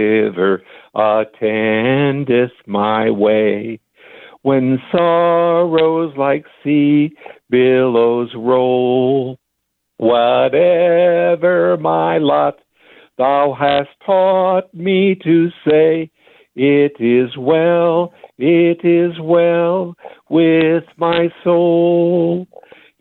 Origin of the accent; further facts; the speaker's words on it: Chicago, Illinois, United States; I'm a guy from Chicago